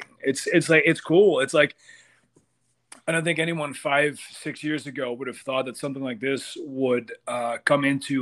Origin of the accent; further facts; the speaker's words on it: Amsterdam, North Holland, Netherlands; moved away as an adult; now in United States; I come from Amsterdam. And Netherlands, really small country